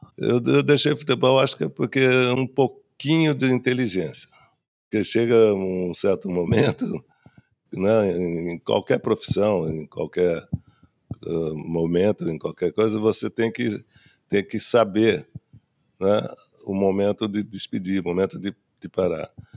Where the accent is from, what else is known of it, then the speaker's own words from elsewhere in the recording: Três Corações, Minas Gerais, Brazil; Eu nasci em Minas Gerais, meu pai jogava lá, né, no Atlético Mineiro, numa cidade que se chama Três Corações